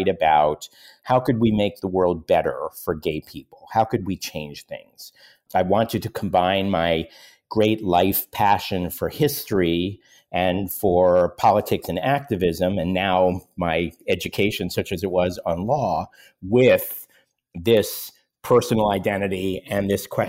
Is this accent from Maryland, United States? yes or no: no; Pittsburgh, Pennsylvania, United States; now in New York, United States; I was born in New York, but I grew up in Pittsburgh. My parents were New Yorkers, but wanted to leave New York. I spent my whole childhood growing up in Pittsburgh wanting to get to New York, which is where I now live.